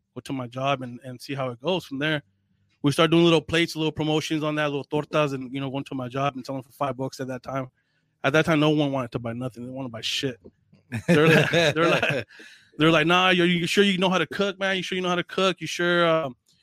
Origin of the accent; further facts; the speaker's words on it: North County San Diego, California, United States; I grew up here in North County.